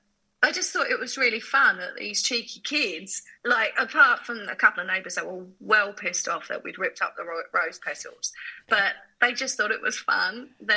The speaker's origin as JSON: {"language": "English", "town": "Harlow", "region": "East of England", "country": "United Kingdom", "tie": "born or raised there", "said": "So my mum is Chinese Malaysian. My dad is Anglo-Burmese. And I was born in England. So I grew up on the borders of Essex and Hertfordshire, from a town called Harlow in Essex, which some people call the armpit of Essex"}